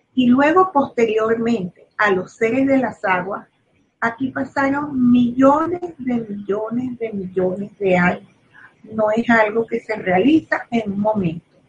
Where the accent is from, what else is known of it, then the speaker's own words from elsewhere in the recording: Venezuela; soy venezolana